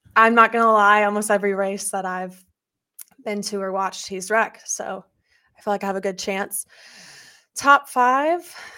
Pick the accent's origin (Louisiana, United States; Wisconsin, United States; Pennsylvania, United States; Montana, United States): Louisiana, United States; I'm born and raised in Louisiana